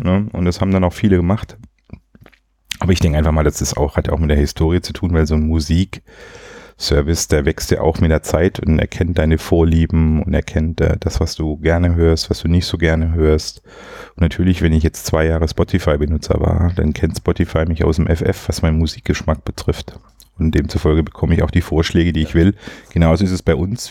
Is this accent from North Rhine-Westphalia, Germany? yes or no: no; Swabia, Baden-Württemberg, Germany; ich als Schwabe